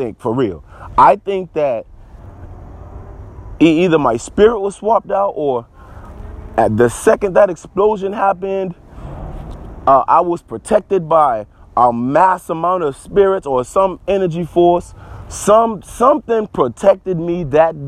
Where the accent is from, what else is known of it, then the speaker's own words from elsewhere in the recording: Charleston, South Carolina, United States; I'm from Charleston, South Carolina